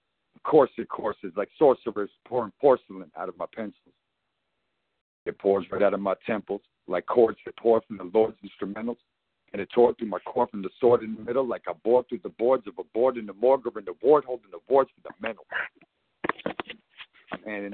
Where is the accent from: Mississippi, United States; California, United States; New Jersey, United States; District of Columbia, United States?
New Jersey, United States; Paterson; now in Fayetteville, United States; I'm calling from Fayetteville, Georgia. I'm a Patterson, New Jersey native